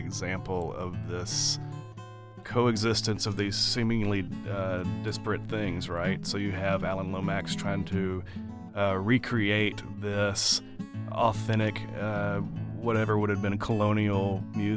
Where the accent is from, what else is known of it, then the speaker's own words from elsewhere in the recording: Columbus, Georgia, United States; moved away as an adult; now in Durham, United States; I'm from Columbus, Georgia, which is where I grew up, right there on the Alabama line